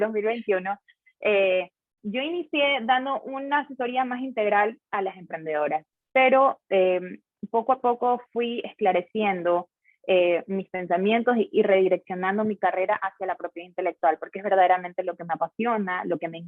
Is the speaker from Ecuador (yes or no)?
yes; Guayaquil, Guayas, Ecuador; yo soy de Guayaquil, entonces estaba acá en la regional de Guayaquil